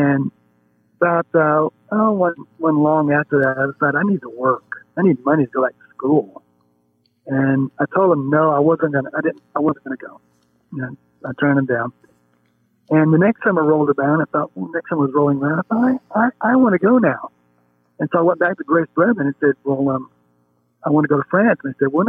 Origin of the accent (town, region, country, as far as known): Alabama, United States; born or raised there; moved away as an adult; also born or lived in Japan / Winona Lake, Indiana